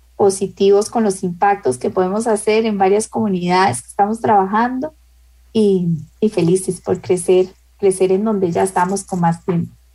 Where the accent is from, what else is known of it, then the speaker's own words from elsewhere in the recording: Costa Rica; en mi país